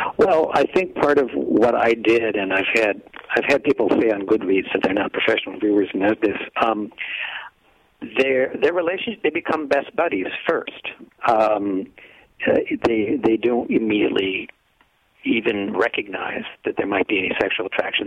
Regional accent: downstate Illinois, United States; I'm from downstate Illinois

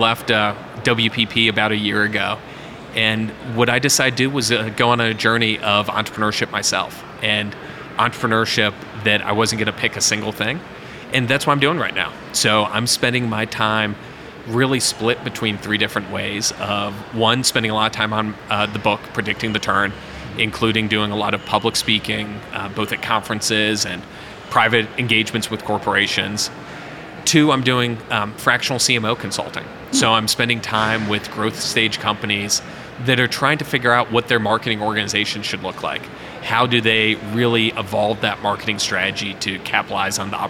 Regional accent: Cleveland, Ohio, United States; now in Cincinnati, United States; growing up in Cleveland

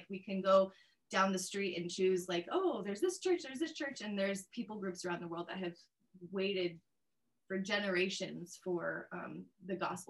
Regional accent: Papua New Guinea; also born or lived in United States; I grew up in Papua New Guinea since I was 2, and then I lived there my whole life.

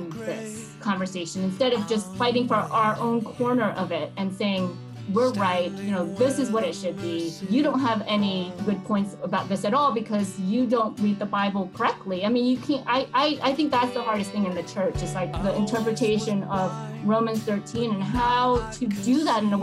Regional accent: Hue, Thua Thien Hue, Vietnam; now in United States; I was born in Hue, Vietnam, which is the central part of Vietnam

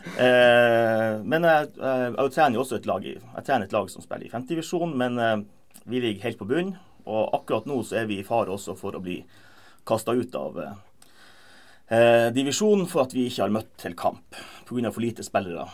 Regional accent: Lakselbukt, Ullsfjord, Troms, Norway; hjembygda mi, Ulsfjord fra Lakselbukt

